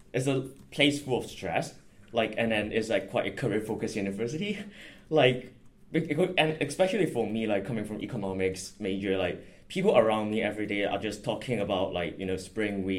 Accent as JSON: {"language": "English", "country": "Hong Kong", "moved": "as an adult", "lives_now": "London, United Kingdom", "said": "I'm a first-year economics student, and I'm from Hong Kong"}